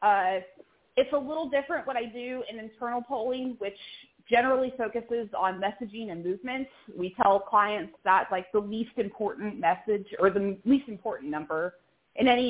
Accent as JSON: {"language": "English", "town": "Lexington", "region": "Kentucky", "country": "United States", "tie": "born or raised there", "also_born_or_lived": "Louisville, Kentucky", "moved": "as an adult", "lives_now": "Louisiana, United States", "said": "I grew up in Lexington, Kentucky"}